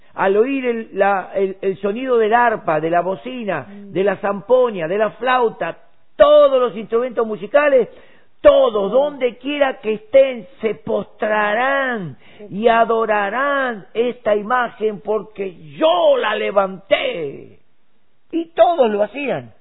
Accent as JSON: {"language": "Spanish", "country": "Argentina", "said": "los 6 millones que somos en Argentina"}